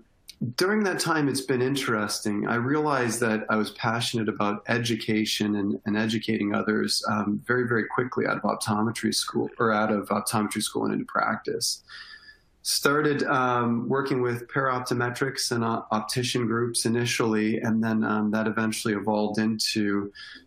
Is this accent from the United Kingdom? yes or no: no; Windsor, Ontario, Canada; moved away as an adult; also born or lived in Northwest Ohio; now in Ohio, United States; I'm originally from Windsor, Ontario, right across the river from Detroit, Michigan in Canada